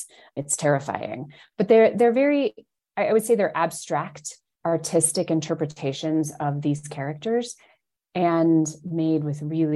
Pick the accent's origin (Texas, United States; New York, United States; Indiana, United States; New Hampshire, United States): Indiana, United States; moved away; I'm from Indiana originally